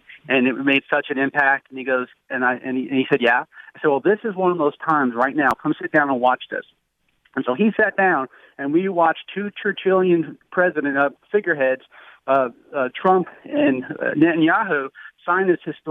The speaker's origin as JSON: {"language": "English", "region": "New Jersey", "country": "United States", "moved": "yes", "said": "I'm originally from New Jersey"}